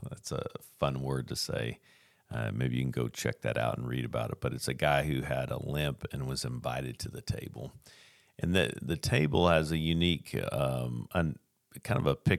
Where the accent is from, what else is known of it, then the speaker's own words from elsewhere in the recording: Tacoma, Washington, United States; born there; I was born in Tacoma, Washington